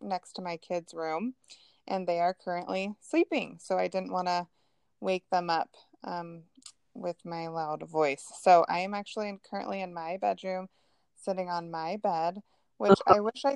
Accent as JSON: {"language": "English", "region": "Northern California", "country": "United States", "tie": "born or raised there", "also_born_or_lived": "San Diego / San Jose", "moved": "as an adult", "lives_now": "Boise, United States", "said": "I am originally from California, born and raised, and was born in Northern California"}